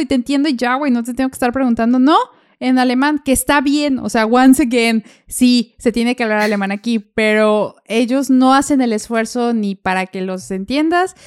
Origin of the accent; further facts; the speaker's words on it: Mexico; moved away as an adult; now in Germany; allá de donde yo soy está Volkswagen y Audi